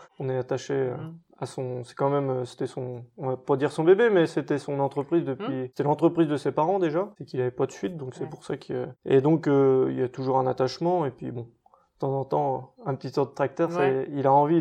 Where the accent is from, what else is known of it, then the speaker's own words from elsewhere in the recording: Touraine, Centre-Val de Loire, France; also born or lived in Angers; mon enfance en Touraine, bah, de toute façon, je suis né à Teneuil